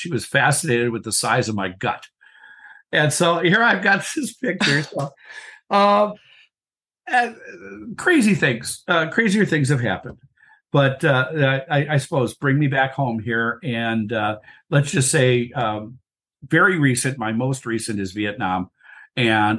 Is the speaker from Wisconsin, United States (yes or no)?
yes; Wisconsin, United States; I'm from Wisconsin